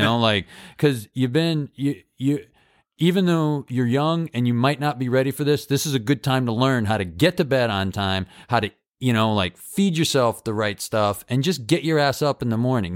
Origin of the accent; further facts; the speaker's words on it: Holyoke, Massachusetts, United States; moved away as an adult; also born or lived in Chicago; my hometown of Holyoke